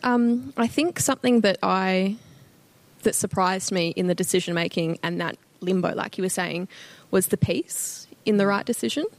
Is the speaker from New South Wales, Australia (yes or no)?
no; Gold Coast, Queensland, Australia; moved away as an adult; now in Toowoomba, Australia; I was born and raised in the Gold Coast, lived there my whole life